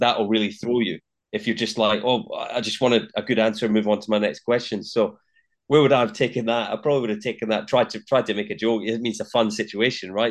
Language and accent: English; Linlithgow, Scotland, United Kingdom; Born and raised in Scotland and, uh, a town called Linlithgow, just that, just west of, of Edinburgh